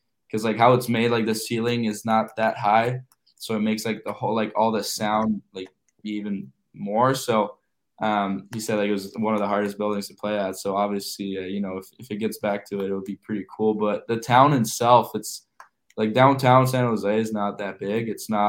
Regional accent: Montreal, Quebec, Canada; moved away; I grew up in Montreal

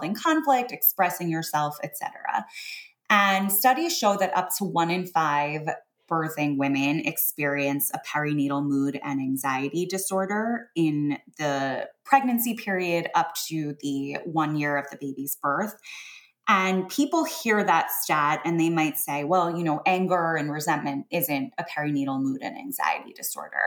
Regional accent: New York, United States; I'm a New Yorker.

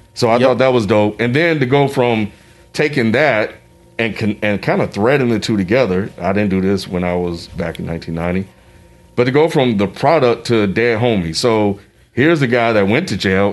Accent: Mississippi, United States; a 13, 14 year old kid growing up in Mississippi at a school that's predominantly white

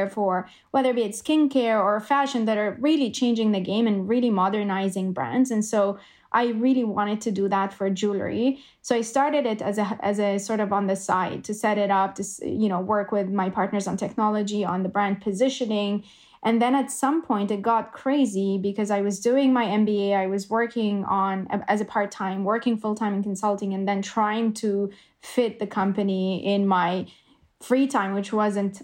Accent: Jordan; moved away as an adult; now in Canada; I grew up in Jordan, and I decided to move to Canada when I was 22, 23

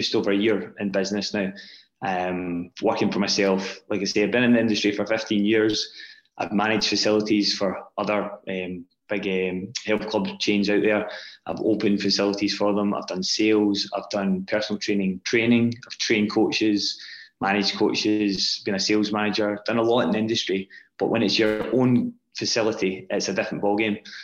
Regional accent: Scotland, United Kingdom; also born or lived in Glasgow; as a young boy growing up in Scotland

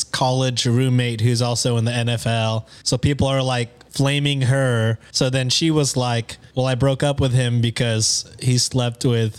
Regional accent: Texas, United States; I'm from Texas. I claim Texas. Yeah. And I also claim being Catholic.

